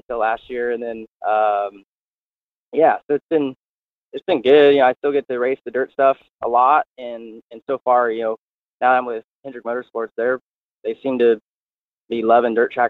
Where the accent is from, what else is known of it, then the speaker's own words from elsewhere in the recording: California, United States; when I grew up in California